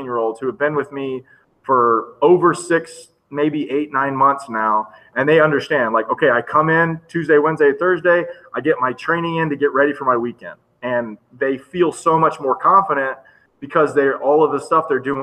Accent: Florida, United States; Me being from a small area, even though I am from Florida

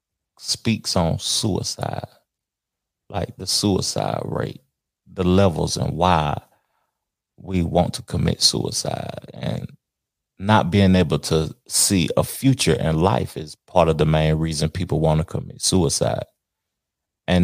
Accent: the South, United States; I'm from the South, and I say words and I simplify words, and hang things over

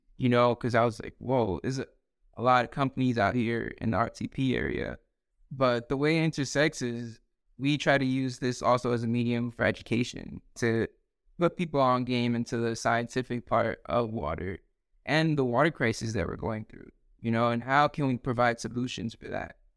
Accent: New York City, New York, United States; also born or lived in Dominican Republic / New Jersey; now in North Carolina, United States; born in Queens, uh, grew up there, but then I moved actually to the Dominican Republic for, like, a few years to my grandparents

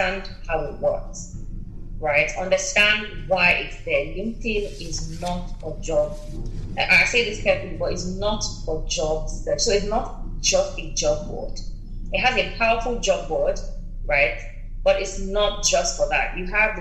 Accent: Nigeria; now in United Kingdom; Nigeria, my home country

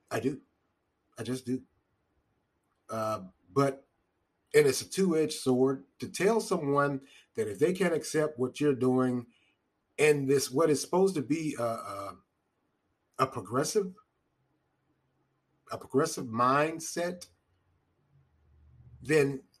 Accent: North Carolina, United States; I'm, I, I'm from North Carolina. I love barbecue. I just do.

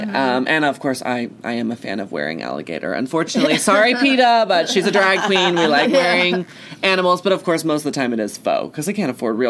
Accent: Texas, United States; I'm from Texas

